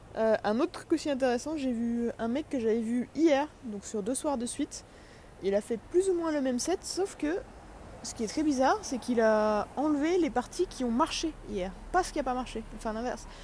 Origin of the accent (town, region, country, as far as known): France